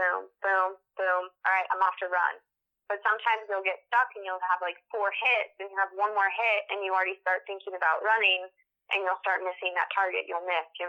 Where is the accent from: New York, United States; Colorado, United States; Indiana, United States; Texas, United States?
Colorado, United States; Littleton; I grew up in Colorado, in Littleton, Colorado